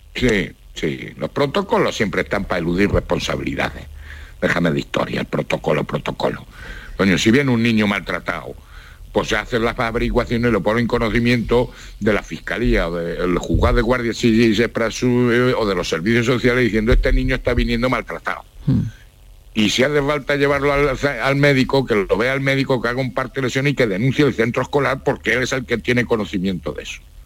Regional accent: Spain; Soy español

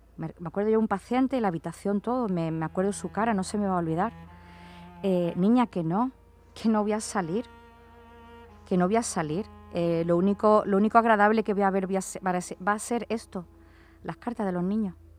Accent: Málaga, Andalusia, Spain; soy de Málaga

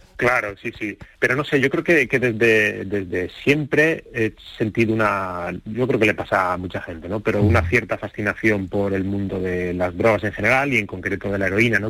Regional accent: Torrejón de Ardoz, Community of Madrid, Spain; moved away as an adult; now in Córdoba, Spain; Yo nací en, Madrid, crecí en Torrejón de Ardoz y, vivo en Córdoba desde hace cuatro años

